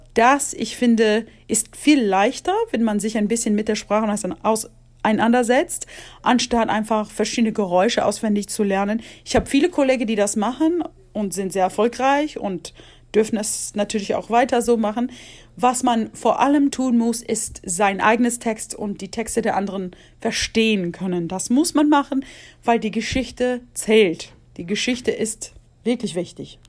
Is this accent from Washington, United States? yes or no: yes; Washington, United States; moved away; Da ich groß geworden bin in Washington State